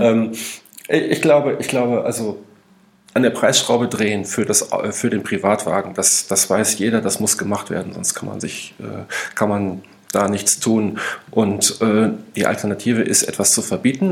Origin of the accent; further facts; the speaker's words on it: North Rhine-Westphalia, Germany; ich komme ja aus Nordrhein-Westfalen